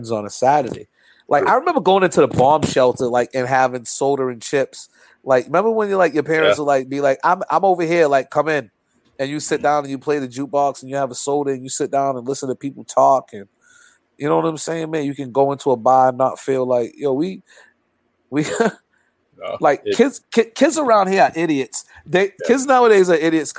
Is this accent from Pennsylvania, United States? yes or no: no; New Bedford, Massachusetts, United States; be accepted as a New Bedford brother, to be down South End